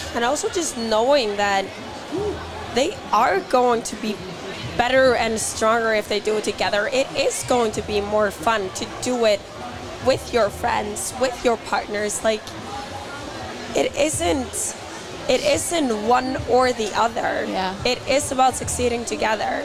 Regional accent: Iceland

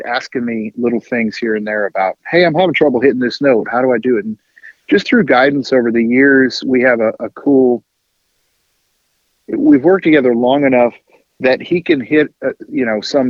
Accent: Ashfield, Massachusetts, United States; moved away; I'm from the hill towns. In fact, we had more cows than people in the area that I grew up

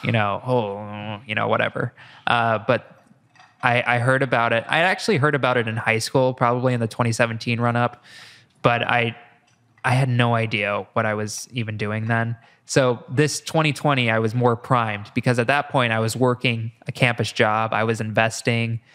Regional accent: Iowa, United States; moved away; I'm from Iowa

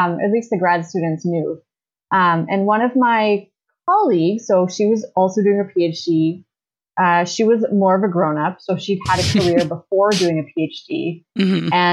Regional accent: Ottawa, Ontario, Canada; moved away as an adult; also born or lived in Toronto; I grew up in Ottawa

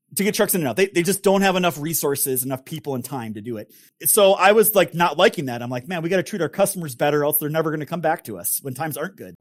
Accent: northern Minnesota, United States; my great grandfather started a business in northern Minnesota, which is where I grew up

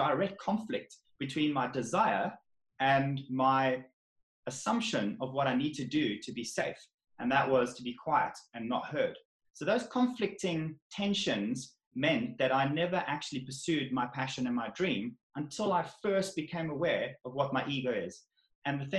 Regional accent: South Africa; moved away as an adult; now in England; I'm from South Africa

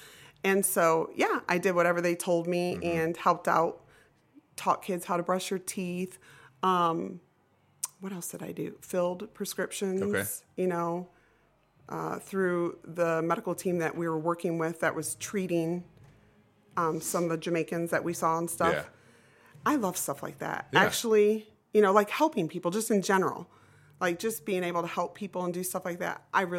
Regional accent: Florida, United States; her and I grew up in Florida together and became the bestest of friends.

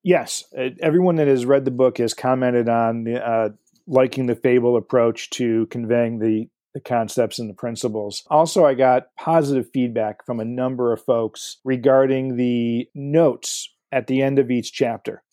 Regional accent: Livonia, Michigan, United States; I grew up in uh, Livonia, Michigan

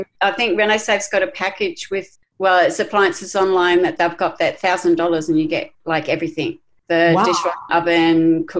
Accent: Queensland, Australia; And I go, you know, as a Queenslander, it's not going to be straight.

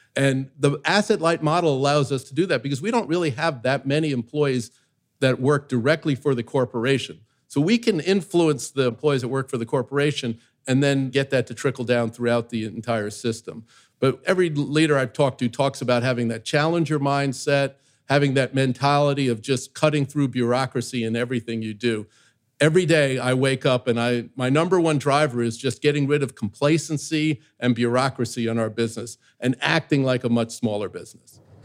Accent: New York, United States; I grew up in New York where everybody's their authentic self

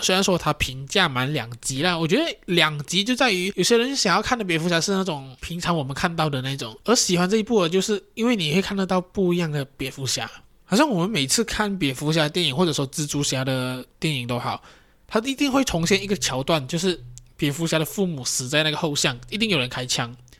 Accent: Johor, Malaysia; also born or lived in Kampar, Perak; 虽然我是一个洁碧人，但是我不是柔佛周旋民哦，因为我的地址呢是在Perak的干巴

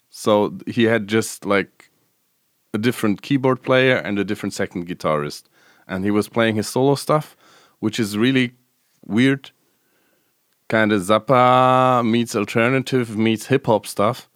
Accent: Stuttgart, Baden-Württemberg, Germany; the Stuttgart, which is my hometown where I grew up

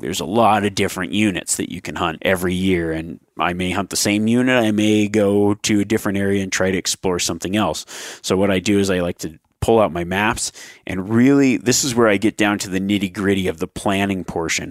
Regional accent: Nevada, United States; my Nevada tags that are coming out, but that, that's my home state

